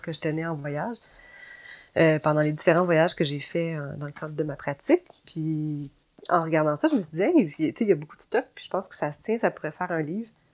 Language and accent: French; Gatineau, Quebec, Canada; moved away; c'est à Gatineau. Mhm je, retourne dans ma ville natale